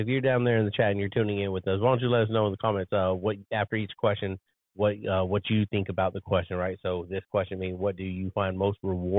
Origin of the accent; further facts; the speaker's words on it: United States; And yes, I'm still American and I love being free and having a constitution when it's followed.